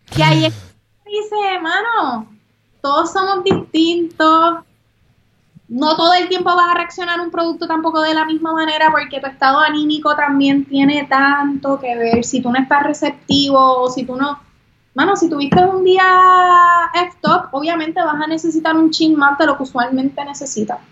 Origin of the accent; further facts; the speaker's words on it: Puerto Rico; aquellos que somos locales